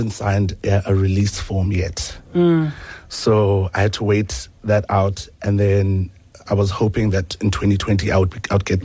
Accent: Port Elizabeth, Eastern Cape, South Africa; now in Johannesburg, South Africa; So I was born in Port Elizabeth

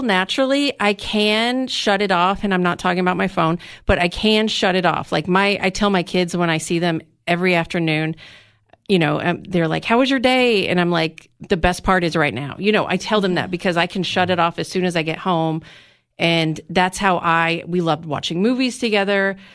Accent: McMinnville, Tennessee, United States; also born or lived in Nashville; we just wanted to move back to my hometown to have a small town life.

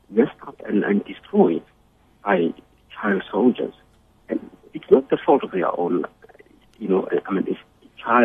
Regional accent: Soweto, Gauteng, South Africa; I've lived through violence in my growing up in Soweto

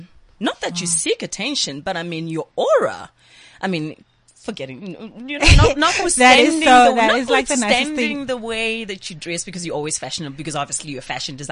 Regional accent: Johannesburg, Gauteng, South Africa; I'm from Pimville in Soweto

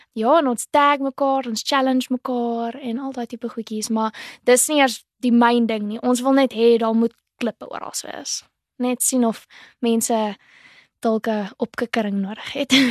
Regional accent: Port Elizabeth, Eastern Cape, South Africa; ek is eintlik van Port Elizabeth ek is 21 jaar oud, so ek het in 2019 matrikuleer

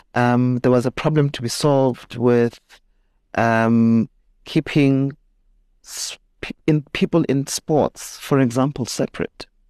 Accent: Soweto, Gauteng, South Africa; grew up in Soweto, went to school there

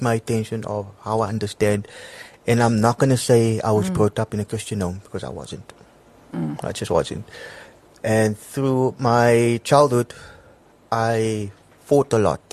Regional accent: Cape Town, Western Cape, South Africa; also born or lived in Bloemfontein; I'm originally from Cape Town, from the Cape Flats.

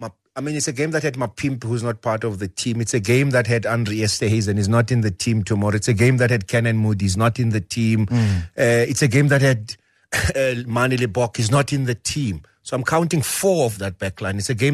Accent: South Africa; So I think as a South African rugby fraternity, thanks to the support of many people

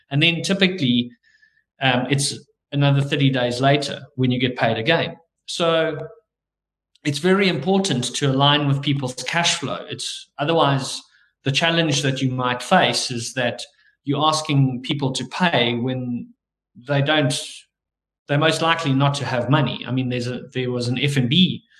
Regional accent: South Africa; we're South African

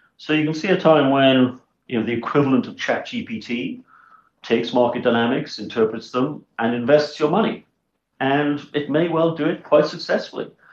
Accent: Swansea, Wales, United Kingdom; moved away as an adult; also born or lived in Bristol; now in South Africa; I was born in 1967 in a place called Swansea in South Wales, very far away from any kind of stock exchange

